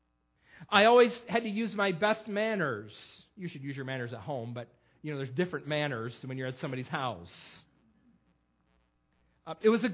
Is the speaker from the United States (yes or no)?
yes; Perry, United States; I grew up in Perry on Fruit Street